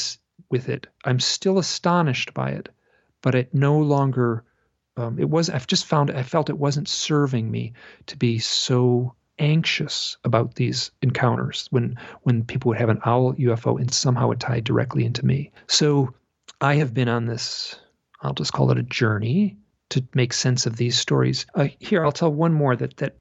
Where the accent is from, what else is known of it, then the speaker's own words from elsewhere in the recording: Michigan, United States; I grew up in Michigan